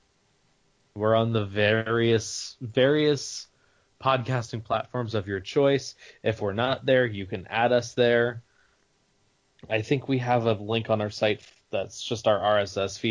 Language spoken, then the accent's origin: English; Southern California, United States; I'm from Southern California